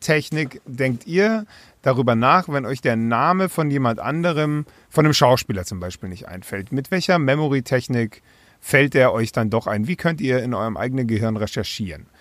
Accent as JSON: {"language": "German", "region": "Bavaria", "country": "Germany", "moved": "yes"}